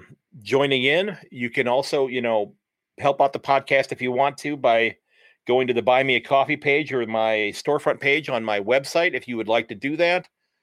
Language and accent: English; Sandusky, Ohio, United States; from Sandusky, Ohio, and I'm glad that you're listening.